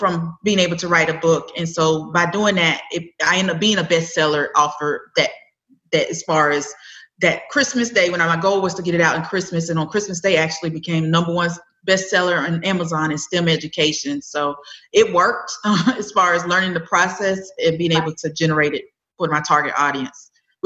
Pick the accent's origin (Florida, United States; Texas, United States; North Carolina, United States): North Carolina, United States; Winston-Salem; also born or lived in Charlotte, North Carolina; I am originally from Winston-Salem, North Carolina.